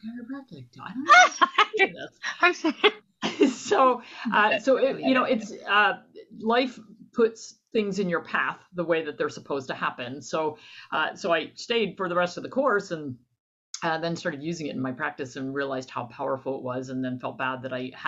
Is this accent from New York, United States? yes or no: no; New Jersey, United States; moved away as an adult; also born or lived in Midwest; I'm originally from New Jersey